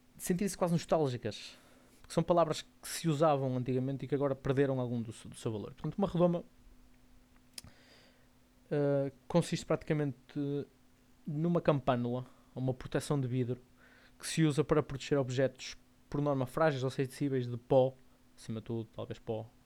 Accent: Porto, Norte, Portugal; sou do Porto. Portanto, vou dizer muito calão Porto, portuense

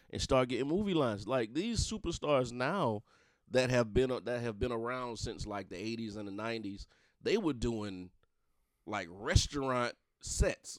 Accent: Darlington County, South Carolina, United States; I'm from the country. I ain't gonna lie. I'm from Darlington County

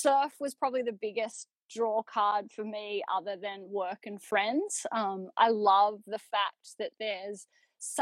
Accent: Newcastle, New South Wales, Australia; moved away as an adult; also born or lived in Victoria's Surf Coast; now in Torquay, Australia; I grew up in Newcastle, but I moved here probably almost a decade ago now.

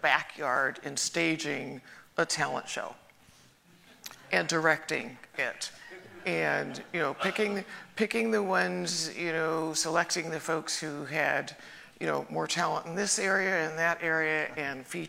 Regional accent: Colorado Springs, Colorado, United States; I grew up in Colorado Springs, and it was a wonderful place to grow up

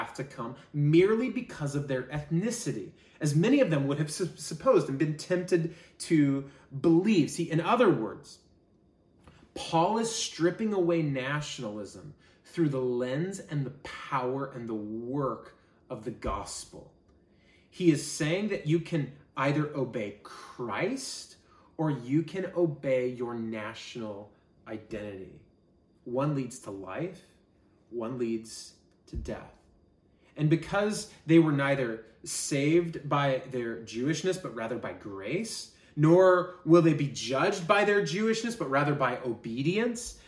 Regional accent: United States; We as an American church

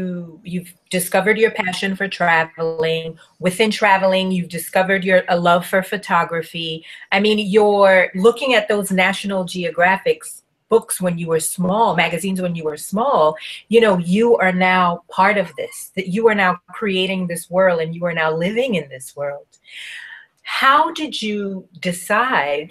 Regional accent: Tobago, Trinidad & Tobago; So I grew up in Tobago

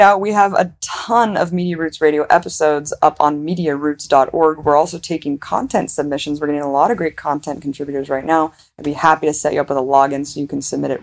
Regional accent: United States; Because I'm American, I grew up in America

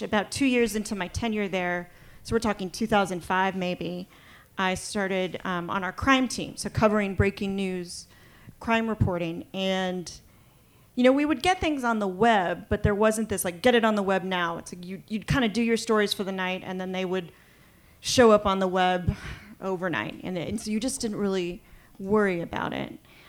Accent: San Antonio, Texas, United States; moved away as an adult; now in Seattle, United States; I started at the San Antonio Express News, which is the newspaper of San Antonio, which is my hometown back in Texas.

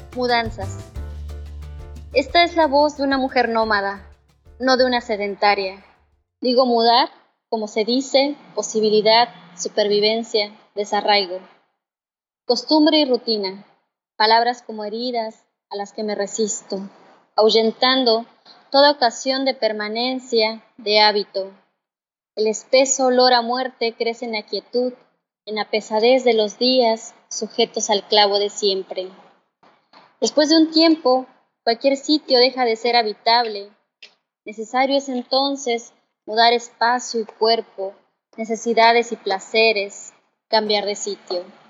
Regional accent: Caballo Rusio, Mixteca Alta, Oaxaca, Mexico; also born or lived in Mexico City; now in Tijuana area, Mexico; nací en la comunidad de Caballo Rusio, eh, que está como a tres horas y media de terracería de Tlaxiaco, perteneciente a la Mixteca Alta en el estado de Oaxaca

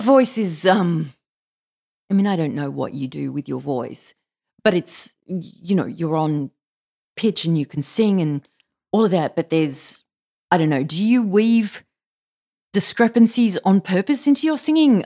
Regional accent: Australia; an Australian child of the nineteen seventies and eighties

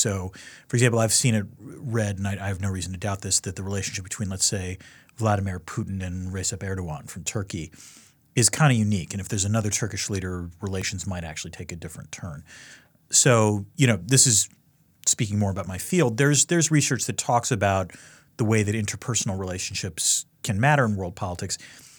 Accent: Connecticut, United States; It was sort of surprising relative to being an American, you know, growing up on the Hartford Current mostly, which was my local paper.

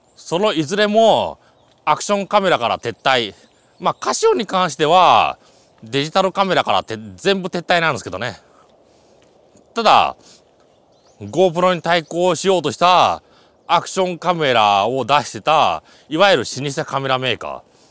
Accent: area visible from Mount Kichijō, Aichi, Japan; 田んぼとか見える私の地元も見えるいいところ

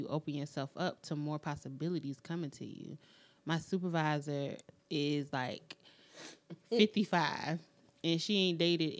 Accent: United States; We as the American citizens that live and work every single day.

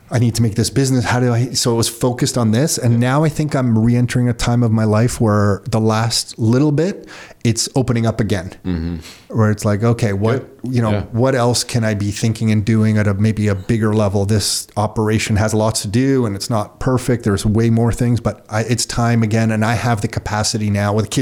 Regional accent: Mississauga, Ontario, Canada; also born or lived in Oakville; I grew up in Mississauga, lived in Oakville

